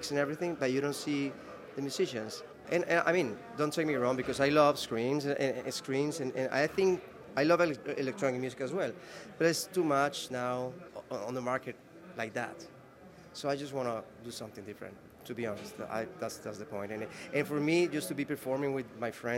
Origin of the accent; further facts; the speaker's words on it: Medellín, Antioquia, Colombia; I grew up in Medellin with my parents